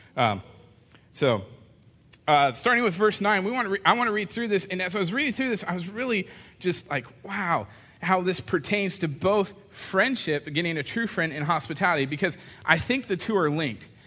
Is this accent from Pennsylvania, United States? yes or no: no; California, United States; we're from California, so it's you guys